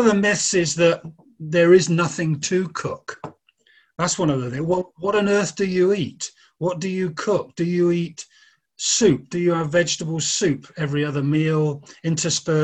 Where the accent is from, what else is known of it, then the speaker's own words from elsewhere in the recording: Oxford, South East England, United Kingdom; moved away; My mother got a job working in Oxford, where I'm from.